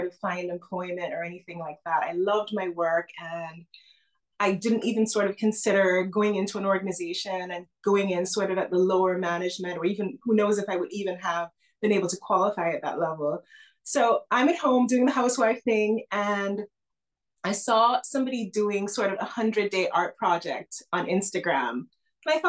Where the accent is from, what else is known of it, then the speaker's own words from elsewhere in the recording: Antigua & Barbuda; I was born in the Caribbean in a tiny island nation called Antigua and Barbuda